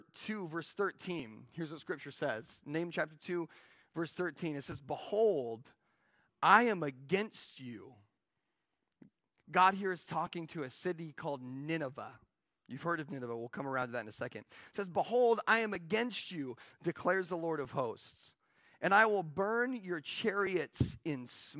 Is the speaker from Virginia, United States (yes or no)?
no; Yakima, Washington, United States; I'm from Yakima